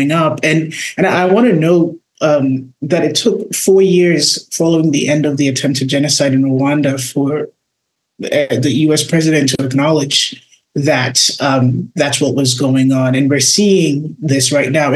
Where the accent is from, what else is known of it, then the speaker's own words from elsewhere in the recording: Ghana; I grew up attending an evangelical church. I'm from Ghana